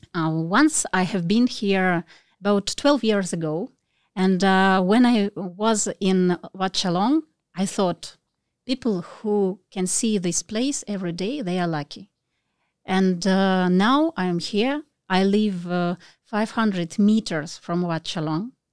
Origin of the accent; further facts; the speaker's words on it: Russia; moved away as an adult; now in Phuket, Thailand; I'm from Russia, and, uh, we are here for nearly one year.